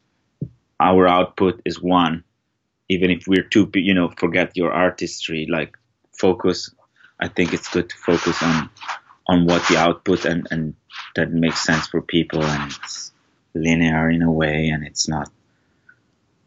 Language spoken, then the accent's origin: English; Italy; moved away as an adult; now in Los Angeles, United States; I'm from Italy.